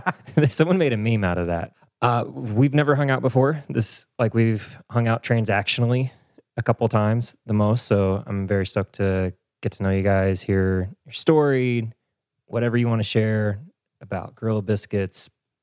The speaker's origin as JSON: {"language": "English", "town": "Evansville", "region": "Indiana", "country": "United States", "tie": "born or raised there", "moved": "as an adult", "lives_now": "Nashville, United States", "said": "I'm from the Midwest too. So I'm from Southern Indiana, just 2 hours sick. North of here."}